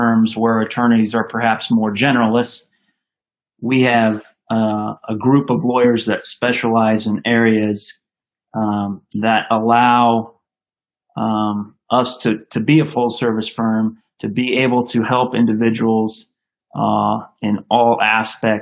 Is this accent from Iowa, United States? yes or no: yes; Des Moines, Iowa, United States; also born or lived in Altoona, Iowa; Iowa kid, grew up in Des Moines, Altoona, Iowa